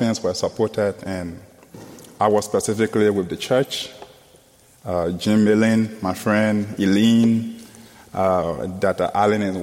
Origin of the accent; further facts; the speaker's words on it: Liberia; from Liberia, West Africa.